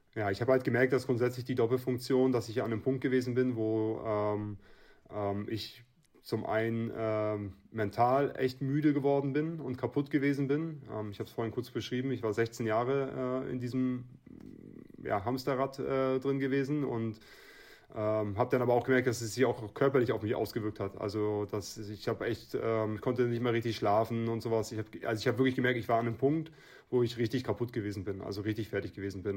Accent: Schwerin, Mecklenburg-Vorpommern, Germany; Scherin ist meine Heimat, das ist mein Heimatverein, hier bin ich groß geworden

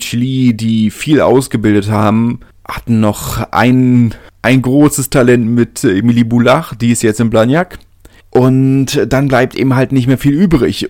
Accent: Berlin, Germany; ich komme ja aus Südberlin

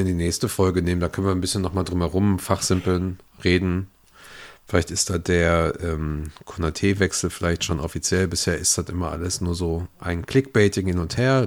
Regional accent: Upper Palatinate, Bavaria, Germany; moved away; Ich komme eigentlich aus der Oberpfalz

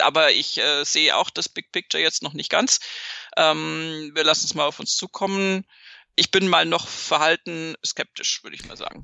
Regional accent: Munich, Bavaria, Germany

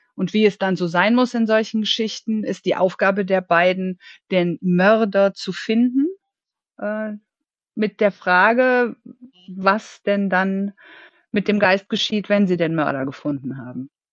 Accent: Germany; now in Cologne, Germany; gebürtig aus der Eifel und in der Hauptsache in Köln lebend

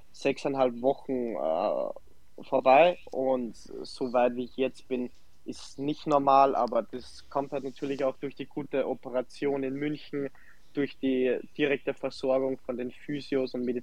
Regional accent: Salzburg, Austria; also born or lived in Germany; wie du schon erwähnt hast, 29 Jahre, gebürtiger Salzburg, angefangen ähm, bei mir am Dorf zu spielen, äh, nach Ried gegangen, dort Profi geworden, nach Deutschland, Dresden, Magdeburg

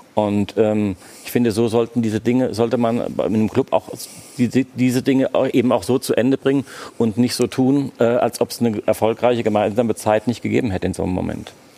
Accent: Frankfurt, Hesse, Germany; now in Berlin, Germany; Frankfurt ist meine Heimatstadt

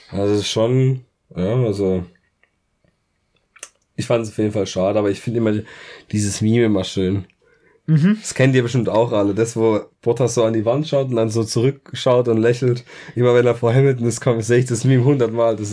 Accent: Germany; Ich bin Deutscher

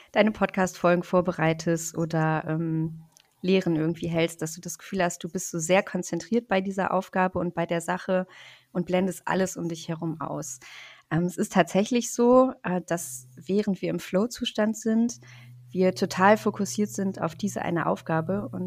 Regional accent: Rostock, Mecklenburg-Vorpommern, Germany; Ich komme aus Rostock, also aus Deutschland, ähm, von der Ostseeküste.

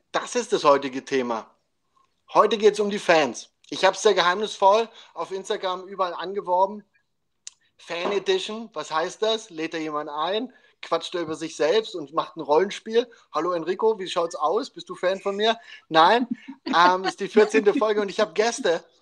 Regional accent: Carinthia, Austria; Äh, ich komme eigentlich aus Kärnten.

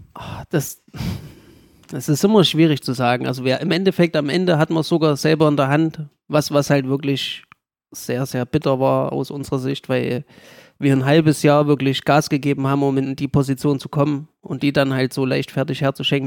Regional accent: Gera, Thuringia, Germany; wieder nach Gera zu kommen, weil es halt auch meine Heimat ist

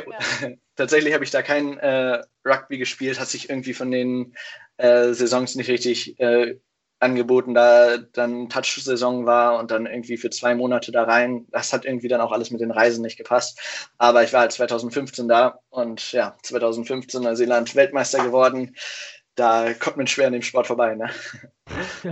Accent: Hanover, Lower Saxony, Germany; moved away as an adult; now in Kiel, Germany; Ich komme eigentlich aus Hannover

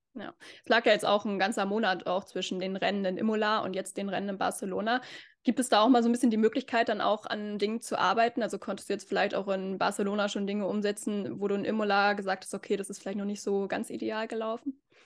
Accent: Northern Germany, Germany; Wir sind ja beide aus Norddeutschland

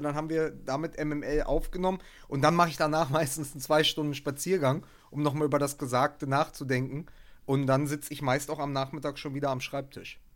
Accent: Berlin, Germany; als Berliner

